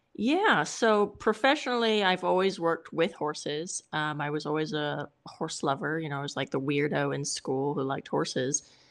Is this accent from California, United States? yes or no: yes; California, United States; I'm Californian